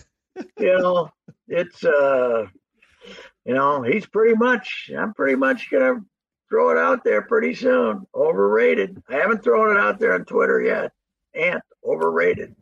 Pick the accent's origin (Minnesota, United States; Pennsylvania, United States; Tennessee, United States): Minnesota, United States; St. Paul; I'm from St. Paul